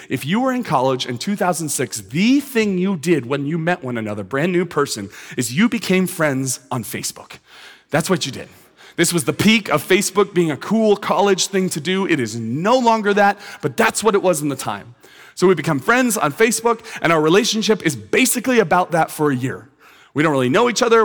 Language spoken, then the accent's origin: English; San Francisco Bay Area, California, United States; now in Westlake Village, United States; I grew up in the San Francisco Bay Area